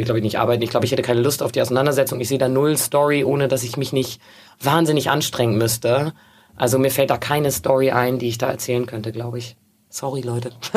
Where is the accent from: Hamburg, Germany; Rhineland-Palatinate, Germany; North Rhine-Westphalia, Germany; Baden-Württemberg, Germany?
Hamburg, Germany; ich bin in Hamburg aufgewachsen